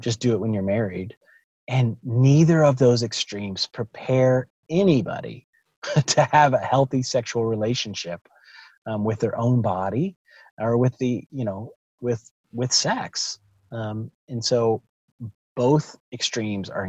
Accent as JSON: {"language": "English", "region": "the South", "country": "United States", "tie": "born or raised there", "said": "growing up in Southern Baptist Church in the South"}